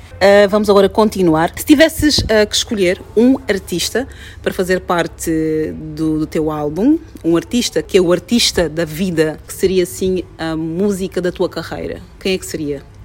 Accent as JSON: {"language": "Portuguese", "country": "Angola", "said": "sou angolana"}